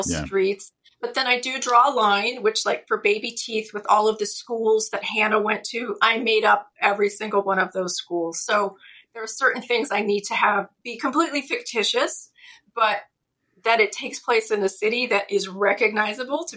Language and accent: English; Pittsburgh, Pennsylvania, United States; born or raised there